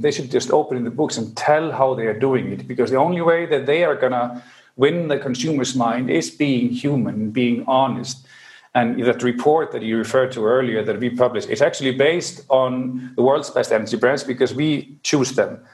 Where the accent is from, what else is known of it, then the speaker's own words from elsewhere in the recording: Reykjavik, Capital Region, Iceland; I'm from Reykjavik, Iceland